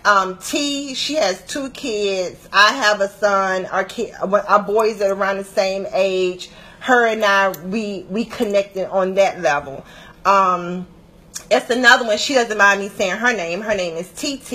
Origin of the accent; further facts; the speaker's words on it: Atlanta, Georgia, United States; moved away; also born or lived in Washington, D.C. metropolitan area (DMV); I'm originally from Atlanta. Um, I lived in DMV, DC, Maryland, Virginia for 11 years, but I'm a peach by nature.